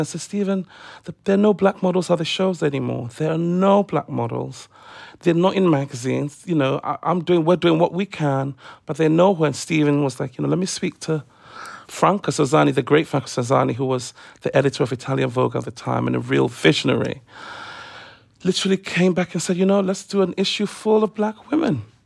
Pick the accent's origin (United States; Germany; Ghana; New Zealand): Ghana; now in London, United Kingdom; growing up in Africa